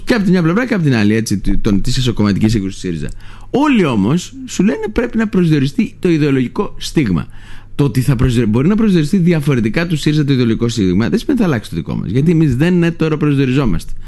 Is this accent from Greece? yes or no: yes; Lesbos, North Aegean, Greece; το χωριό μου, το Λέσβου